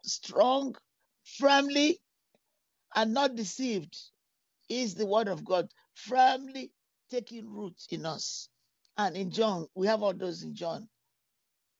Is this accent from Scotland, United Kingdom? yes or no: no; London, United Kingdom; moved away; also born or lived in Texas; I grew up in London